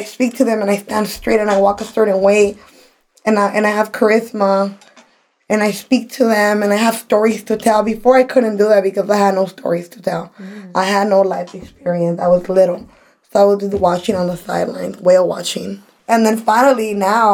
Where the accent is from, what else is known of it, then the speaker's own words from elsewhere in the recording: Los Angeles, California, United States; also born or lived in Orange County, California; I'm leaving my hometown, LA, to come into a whole new county.